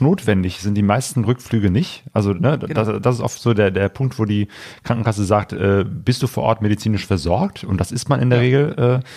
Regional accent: Germany; als Deutscher

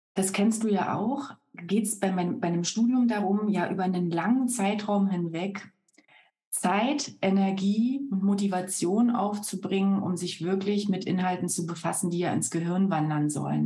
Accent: Berlin, Germany; moved away as an adult; also born or lived in Brandenburg; now in Munich, Germany; Lebe seit 14 Jahren in München, bin aber so im Kern äh, schon noch so eine Berlin-Brandenburg-Pflanze

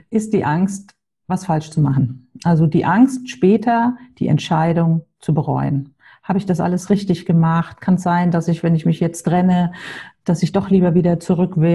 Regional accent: Hamburg, Germany; Wie Klaus schon gesagt hat, ich komme aus Hamburg, habe zwei Töchter, 17 und 19 Jahre alt.

